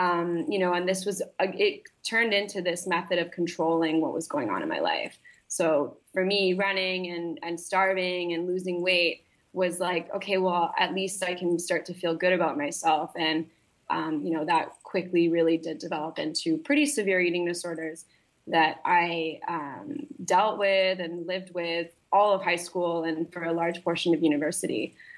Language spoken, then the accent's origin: English; Malaysia; Yeah. So, I grew up in Malaysia. So I was kind of like grew up very internationally. My dad is in oil and gas. So we moved around a lot when I was younger.